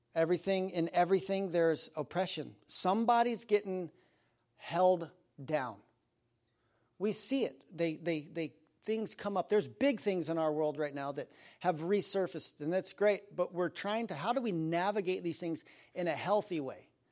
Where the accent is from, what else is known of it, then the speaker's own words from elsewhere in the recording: Aspen, Colorado, United States; I grew up in Aspen, Colorado